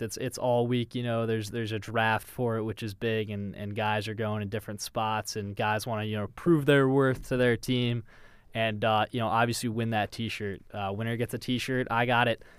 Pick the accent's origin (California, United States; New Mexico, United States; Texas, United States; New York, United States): New York, United States; Westchester; I'm from Westchester, New York